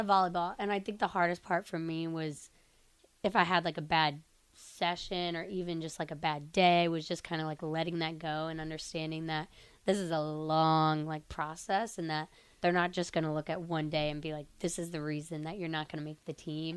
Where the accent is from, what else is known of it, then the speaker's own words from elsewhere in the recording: Sterling, Illinois, United States; moved away as an adult; now in Nebraska, United States; I'm from Sterling, Illinois, so it's mm-hmm. kind of a smaller town in Illinois